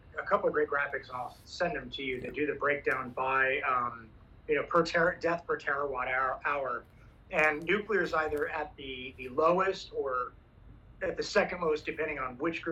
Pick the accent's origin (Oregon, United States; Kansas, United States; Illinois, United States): Oregon, United States; moved away as an adult; I grew up in Oregon